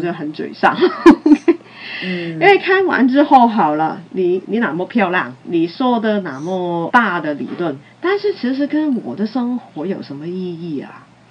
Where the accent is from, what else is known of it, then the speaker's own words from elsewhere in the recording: Hong Kong; 我是从殖民地时代走过来的